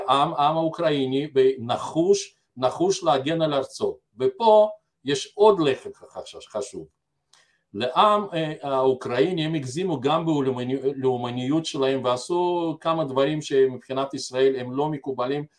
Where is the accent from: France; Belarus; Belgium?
Belarus; now in Israel; אני גדלתי אומנם בבלארוסיה